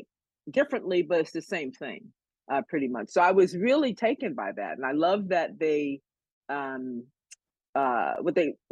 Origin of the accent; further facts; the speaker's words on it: the East, East Coast, United States; moved away as an adult; also born or lived in New York; now in Los Angeles, United States; I'm from the East.